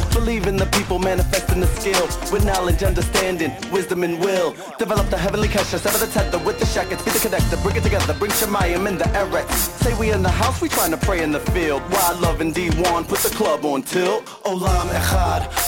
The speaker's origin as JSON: {"language": "English", "town": "Baltimore", "region": "Maryland", "country": "United States", "tie": "born or raised there", "moved": "yes", "lives_now": "New York, United States", "said": "I was raised in Baltimore by my mother, who raised me by herself on less than $20,000 a year"}